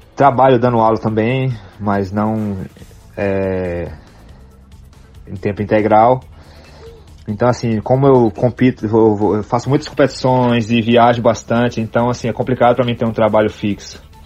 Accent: Campo Formoso, Bahia, Brazil; moved away; also born or lived in San Diego, California; eu sou da cidade de Campo Formoso, aí no interior da Bahia, 400 km de Salvador

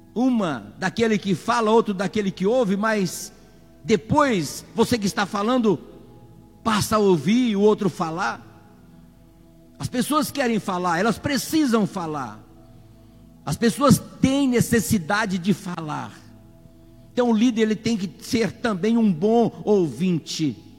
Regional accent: Brazil; Nós somos queira ou não, somos brasileiros

